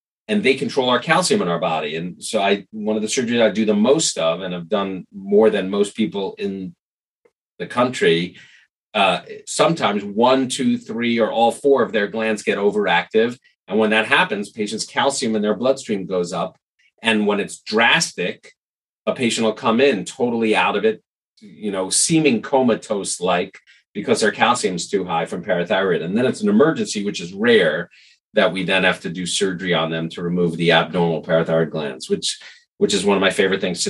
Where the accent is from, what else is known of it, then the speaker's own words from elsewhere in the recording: New York City, New York, United States; growing up in New York City, for whatever reason, we used to see him on the street all the time